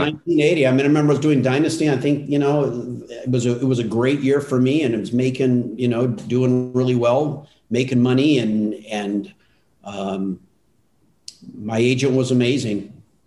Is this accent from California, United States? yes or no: yes; Altadena, California, United States; I grew up in Altadena, which we, you know, 30 minutes from Hollywood